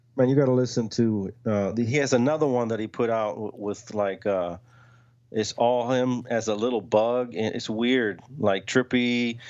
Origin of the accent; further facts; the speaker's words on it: the South, United States; we're from the South